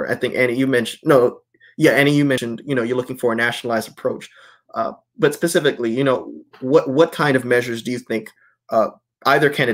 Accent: North Carolina, United States; moved away; North Carolina, my former state, my home state

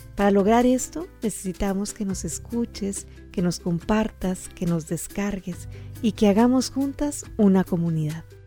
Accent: Sonora, Mexico; en Sonora, de donde yo soy

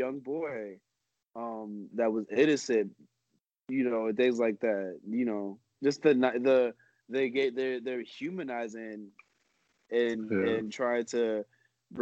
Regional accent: United States

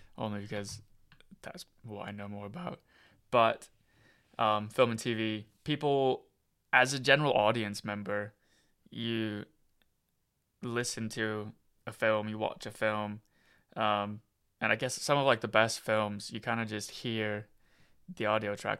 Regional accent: Iowa, United States; moved away; also born or lived in Colorado / California; I'm from America, so I'm from, uh, I grew up in Iowa.

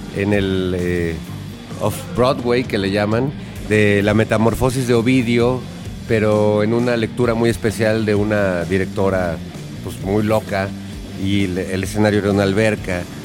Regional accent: Mexico; en mi país, cuando era adolescente

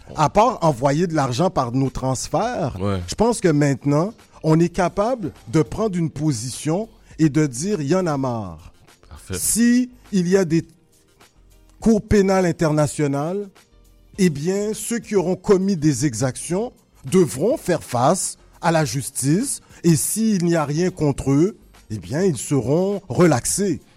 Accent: Quebec, Canada; je suis né au Québec, mais mon père m'a appris euh, la langue dès un tout jeune âge

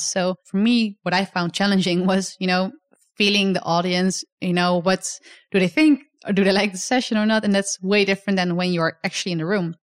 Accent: Netherlands; come to my home country as well to show you, uh, a bit more about where I'm from

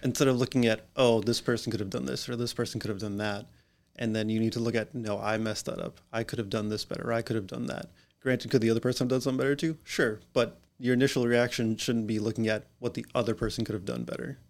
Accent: Massachusetts, United States; now in Warwick, United States; I am originally from Massachusetts.

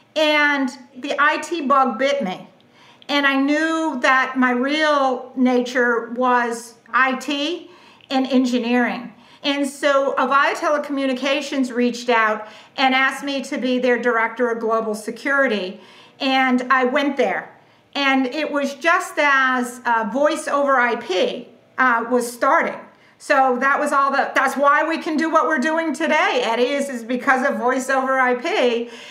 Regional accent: southeastern Massachusetts, United States; now in Ponte Vedra, United States; I grew up in southeastern Massachusetts

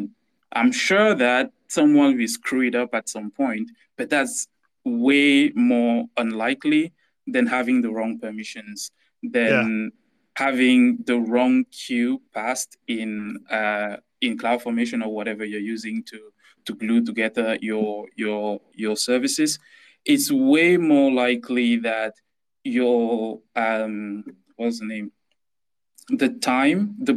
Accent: Cameroon; moved away as an adult; now in London area, United Kingdom; I'm from Cameroon in Central Africa. I grew up there till I was 20.

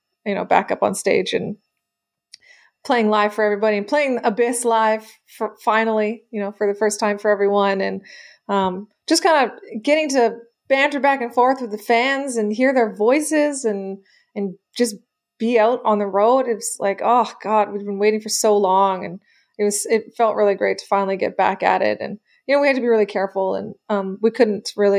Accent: Canada; we're Canadian

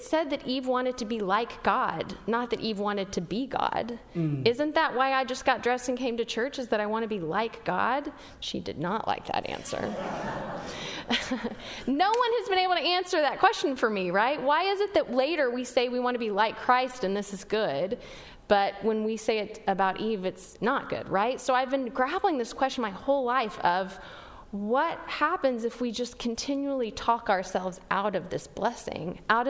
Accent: West Texas, United States; I grew up in West Texas

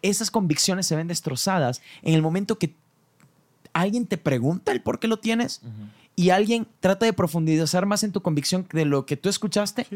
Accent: Mexico; yo, soy muy mexicano.

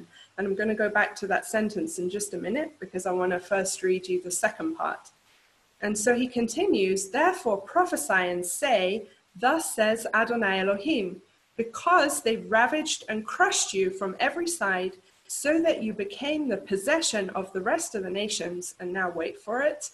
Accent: England, United Kingdom; moved away as an adult; now in Israel; I was born in England

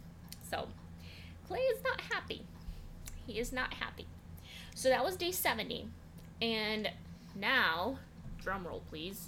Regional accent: Russia; moved away; I grew up in Russia.

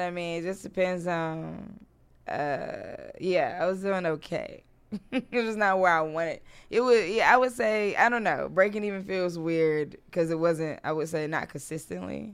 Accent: Durham, North Carolina, United States; moved away as an adult; now in Washington, D.C., United States; I'm from North Carolina originally

